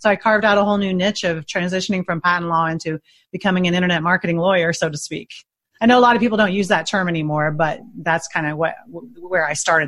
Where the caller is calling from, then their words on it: Indianapolis, Indiana, United States; Indianapolis, Indiana.